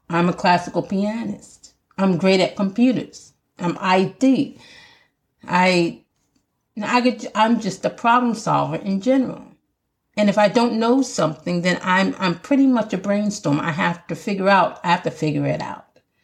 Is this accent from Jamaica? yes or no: yes; Jamaica; accent: Jamaican; my Jamaican accent's coming